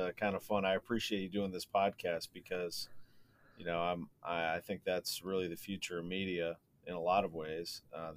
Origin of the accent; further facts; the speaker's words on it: St. Louis, Missouri, United States; I grew up in St. Louis, which is a very sports heavy city